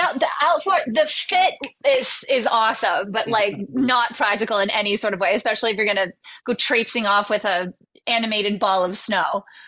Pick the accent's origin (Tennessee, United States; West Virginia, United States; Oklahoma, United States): West Virginia, United States; we grew up in West Virginia and we had two channels